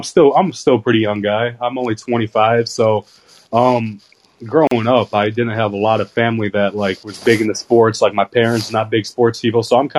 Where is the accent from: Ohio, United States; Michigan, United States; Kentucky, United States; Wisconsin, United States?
Ohio, United States; Cleveland; now in Tennessee, United States; I'm from Cleveland, too.